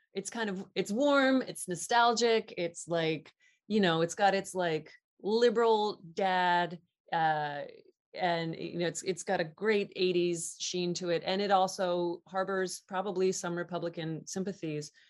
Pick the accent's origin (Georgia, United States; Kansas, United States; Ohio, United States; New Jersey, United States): Ohio, United States; Southeast; I'm from Southeast Ohio, which is the sort of beginnings of the Appalachian part of Ohio